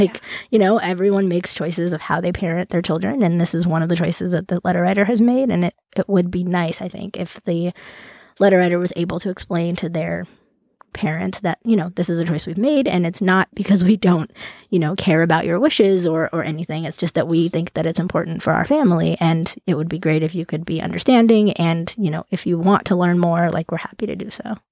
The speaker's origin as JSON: {"language": "English", "region": "Central California", "country": "United States", "tie": "born or raised there", "said": "I grew up in Central California"}